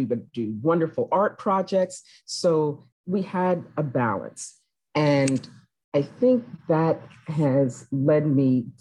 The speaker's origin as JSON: {"language": "English", "town": "Washington", "region": "District of Columbia", "country": "United States", "tie": "born or raised there", "said": "I grew up in Washington, D.C., and I had a wonderful childhood."}